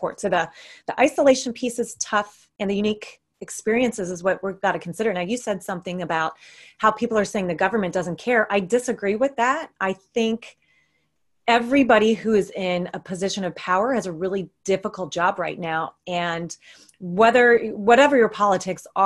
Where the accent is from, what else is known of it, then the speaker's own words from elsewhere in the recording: United States; moved away; I'm from the States. All my family, extended family is there.